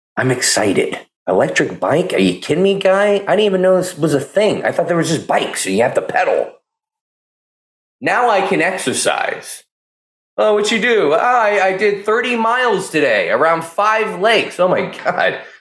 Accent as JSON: {"language": "English", "town": "Pleasanton", "region": "California", "country": "United States", "tie": "born or raised there", "said": "Pleasanton, California. It's my hometown. I'm from Pleasanton"}